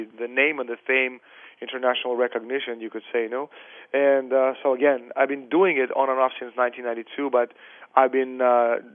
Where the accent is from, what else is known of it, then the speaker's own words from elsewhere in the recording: Russia; moved away; also born or lived in Canada / Europe; I'm Russian, I was born in the Soviet Union